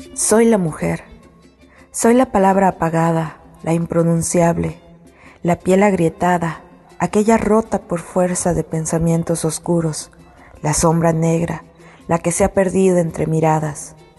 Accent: Tekax, Yucatán, Mexico; soy originaria de Chayateca, Yucatán.

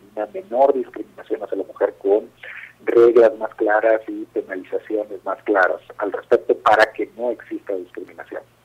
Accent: Mexico; todos somos mexicanos y mexicanas

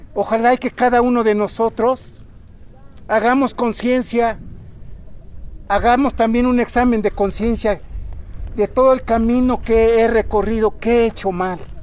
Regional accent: Mexico; nosotros como mexicanos

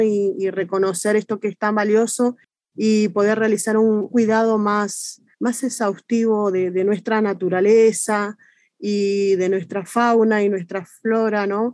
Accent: Argentina; now in Esperanza Base, Antarctica; nuestra presencia acá en la Antártida como argentinos

